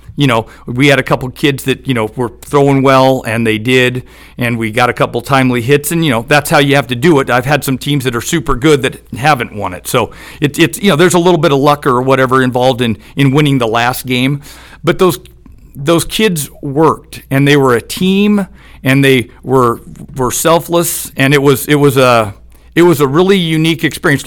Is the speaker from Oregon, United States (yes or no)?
yes; Eugene, Oregon, United States; I'm from Eugene, Oregon